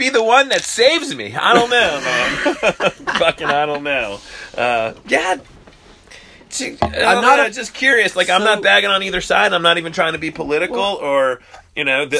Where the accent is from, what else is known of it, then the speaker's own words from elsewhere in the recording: United States; We're American